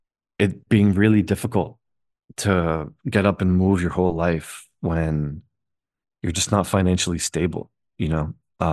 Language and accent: English; United States; I'm Muslim American too.